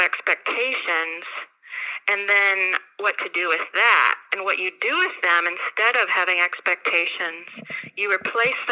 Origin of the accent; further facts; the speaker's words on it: Arizona, United States; moved away as an adult; now in Kentucky, United States; So I'm from Arizona. I grew up there. I came here in 2005 to go to UK